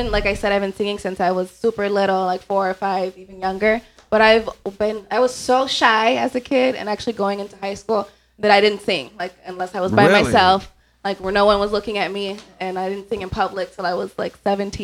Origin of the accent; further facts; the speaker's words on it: Roselle, Illinois, United States; also born or lived in Lake County, Illinois; I'm actually not from Lake County. I was born in Lake County.